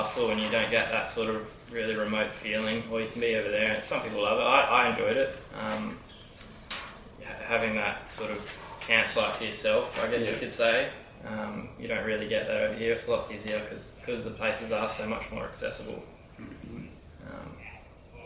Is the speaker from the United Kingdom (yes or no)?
no; Western Australia, Australia; also born or lived in Perth; Being from WA